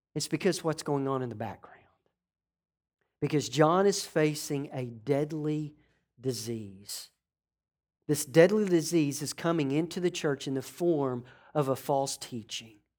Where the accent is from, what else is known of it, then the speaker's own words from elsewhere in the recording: New York, United States; I'm from New York